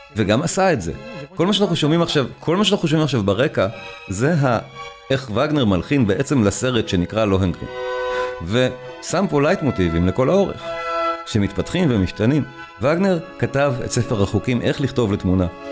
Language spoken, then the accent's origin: Hebrew; Israel; אנחנו פשוט כישראלים